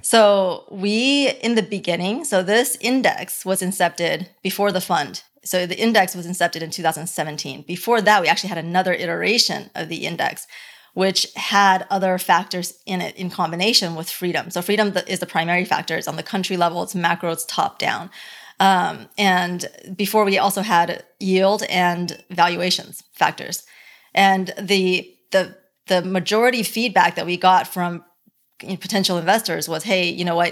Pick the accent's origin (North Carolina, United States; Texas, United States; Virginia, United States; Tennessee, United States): Texas, United States; Dallas or Plano; also born or lived in Beijing, China / Hong Kong; Dallas or Plano is where I grew up. before that, it would be Beijing